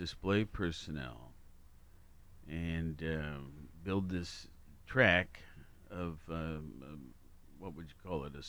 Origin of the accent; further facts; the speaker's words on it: Worthington, Ohio, United States; now in Athens, United States; I grew up in Worthington, part of Columbus, right?